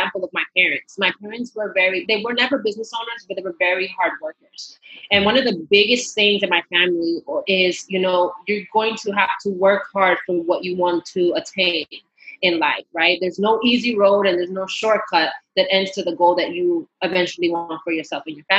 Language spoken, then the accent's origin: English; New York, United States; first language Spanish; English is a second language; I was born in New York, but I'm half Panamanian Guatemalan. So pure Latina, Spanish is my first language.